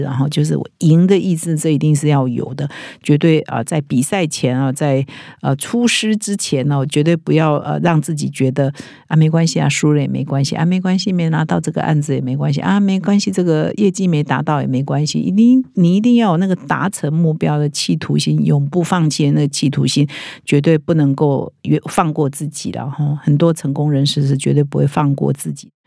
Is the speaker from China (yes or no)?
no; Taiwan; 我们我觉得我们台湾人比较没有那么重视这个啦，